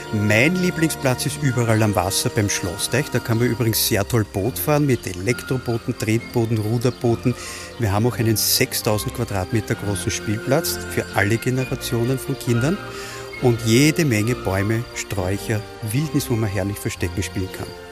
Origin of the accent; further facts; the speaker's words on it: Austria; hier bei uns in Österreich